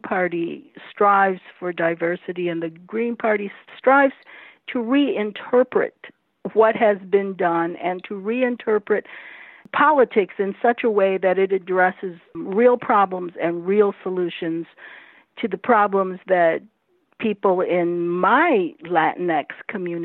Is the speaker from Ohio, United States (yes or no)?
yes; Toledo, Ohio, United States; here in my hometown of Toledo, Ohio